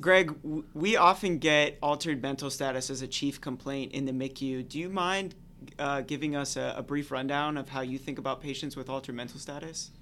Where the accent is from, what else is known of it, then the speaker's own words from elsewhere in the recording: Jacksonville, Florida, United States; now in Nashville, United States; I'm from Jacksonville, Florida